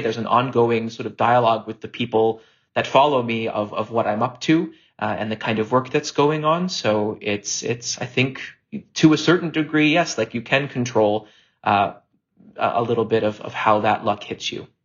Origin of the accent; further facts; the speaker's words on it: Hamilton, Ontario, Canada; a company in my hometown, Theater Aquarius